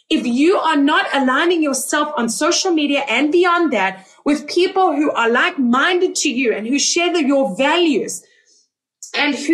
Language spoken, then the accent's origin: English; South Africa; also born or lived in Israel; Like I am South African. I am Israeli. I am soon to be Canadian.